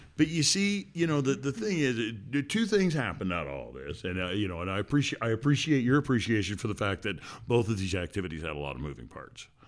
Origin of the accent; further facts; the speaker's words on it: Washington, United States; … and I are father and daughter who grew up in Washington State